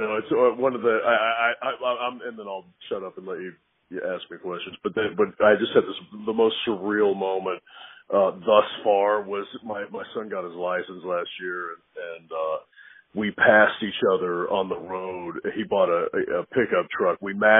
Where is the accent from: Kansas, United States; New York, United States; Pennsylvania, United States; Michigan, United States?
New York, United States; New York City; also born or lived in Texas; I was born in New York. My father was born in Italy. He moved he spent his life in New York City. My parents separated. My mother's from Texas. So I spent pretty much half of my life in New York City and half in Texas.